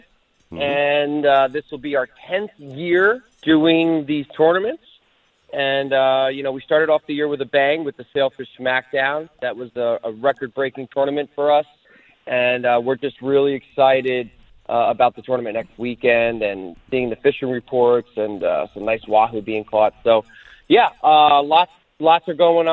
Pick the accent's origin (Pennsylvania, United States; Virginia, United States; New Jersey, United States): New Jersey, United States; now in Florida, United States; New Jersey, my home state